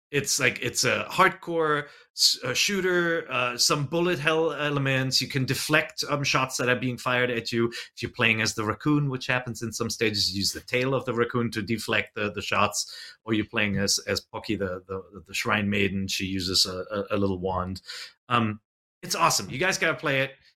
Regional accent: United States; I'm an American

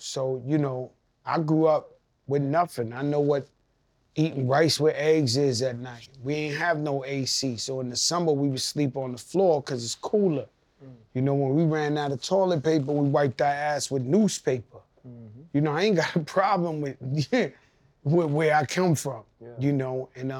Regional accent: Bronx, New York, United States; And so I grew up in the Bronx where my parents was there.

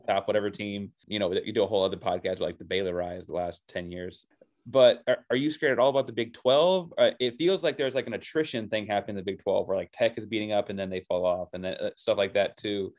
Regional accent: the South, United States; I'm a Southerner

